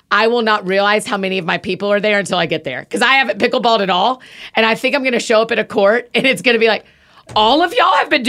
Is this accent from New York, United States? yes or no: no; Alpharetta, Georgia, United States; I'm from Alpharetta, Georgia.